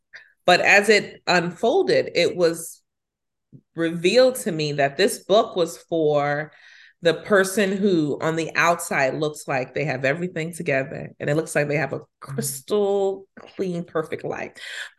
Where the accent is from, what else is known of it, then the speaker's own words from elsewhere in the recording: Chicago, Illinois, United States; I'm from Chicago. I resonate with her story very much as a Southside girl from the city of Chicago.